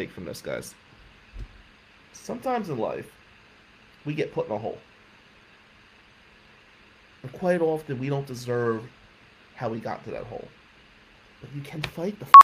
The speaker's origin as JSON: {"language": "English", "country": "United States", "tie": "born or raised there", "also_born_or_lived": "Lansing, Michigan", "moved": "as an adult", "said": "This was my hometown team."}